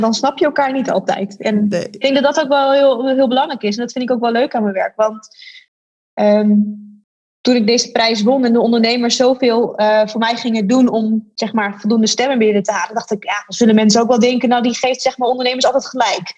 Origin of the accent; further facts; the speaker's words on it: Groningen, Netherlands; ik ben een geboren en getogen Groningse. En ehm, het is daarom natuurlijk extra fantastisch dat je voor je eigen stad mag werken